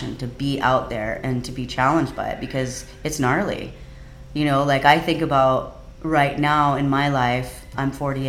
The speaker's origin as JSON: {"language": "English", "town": "Kauai", "region": "Hawaii", "country": "United States", "tie": "born or raised there", "said": "because I grew up on Kauai and I grew up with the Kauai boys, and that's what I was used to doing"}